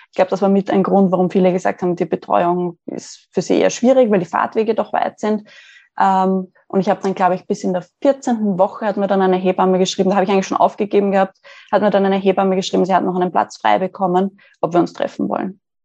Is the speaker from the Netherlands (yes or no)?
no; Austria; Ich komme aus Österreich, ähm, in der Nähe, also circa 20 Minuten von Wien und lebe hier in einer Wohnung